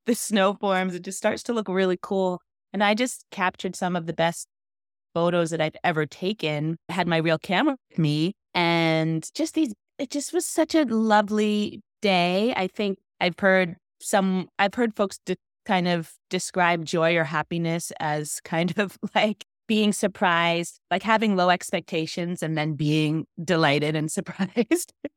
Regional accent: New York, United States; also born or lived in Florida; now in Boston, United States; I was born in Florida, grew up in New York

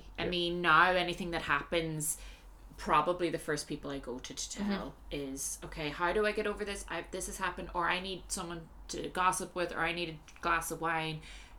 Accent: Ireland; moved away; also born or lived in London / Shanghai; I'm Irish.

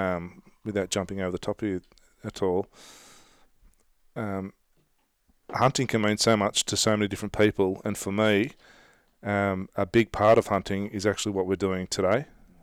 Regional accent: Australia; that's a big part of being Australian, is being able to take the proverbial out of each other.

